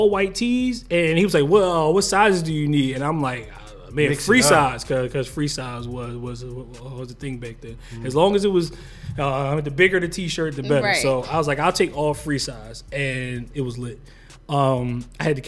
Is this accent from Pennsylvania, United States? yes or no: yes; Philadelphia, Pennsylvania, United States; I'm from West Philly